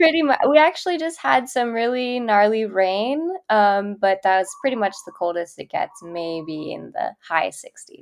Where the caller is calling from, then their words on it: Kailua, Hawaii, United States; I'm calling in from Kailua, uh, Oahu, um, in Hawaii.